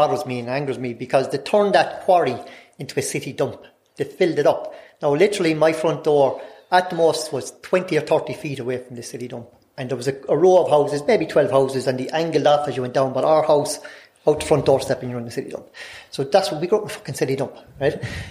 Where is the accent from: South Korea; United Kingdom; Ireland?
Ireland; Limerick, Munster; I'm from Limerick City, and originally from South Hill in Limerick City.